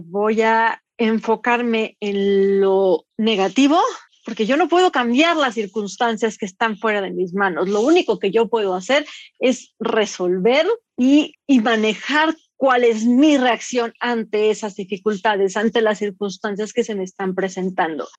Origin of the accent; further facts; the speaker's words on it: Mexico; como mujer, como mexicana, joven